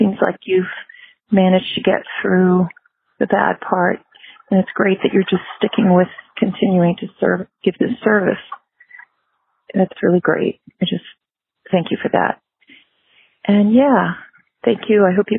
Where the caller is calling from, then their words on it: Virginia, United States; Hi, Spencer. … I'm from Virginia.